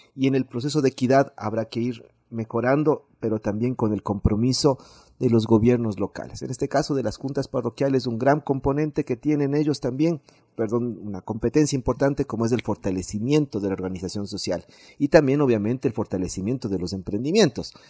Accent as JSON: {"language": "Spanish", "town": "Quito", "region": "Pichincha", "country": "Ecuador", "said": "como quiteños"}